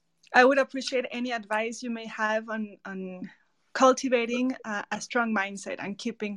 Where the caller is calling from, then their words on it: Mexico; I'm joining from Mexico.